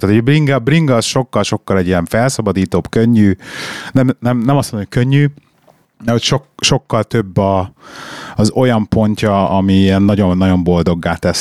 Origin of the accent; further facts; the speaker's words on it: Budapest, Hungary; moved away as an adult; also born or lived in London; now in Birmingham, United Kingdom; én Budapest belvárosában nőttem föl gyerekként, 21 évig laktam a 6. kerületben